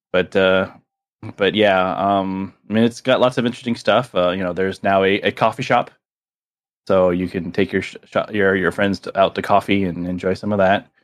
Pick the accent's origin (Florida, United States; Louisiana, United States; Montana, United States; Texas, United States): Florida, United States; South Miami; I grew up in South Miami